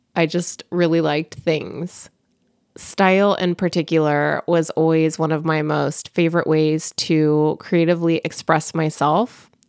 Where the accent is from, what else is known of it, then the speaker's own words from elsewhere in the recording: California, United States; also born or lived in Bay Area; born and raised in California